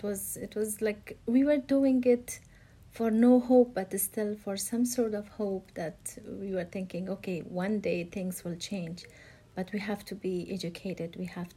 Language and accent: English; Afghanistan; Well, growing up in Afghanistan is like nothing else in the world, especially as a woman. My life under the Taliban was a disaster.